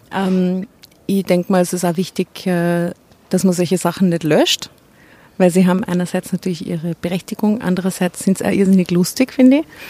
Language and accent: German; Enns, Upper Austria, Austria; Ich bin in Enns geboren.